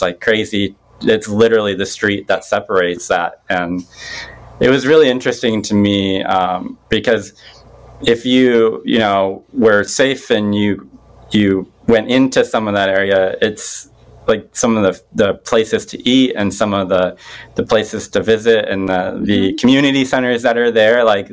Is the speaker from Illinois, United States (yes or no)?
yes; Bloomington, Illinois, United States; I'm from like Bloomington Normal area